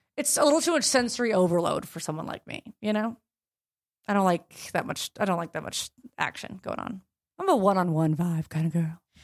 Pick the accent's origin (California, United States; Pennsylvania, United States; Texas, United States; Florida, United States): California, United States; Los Angeles; I'm from Los Angeles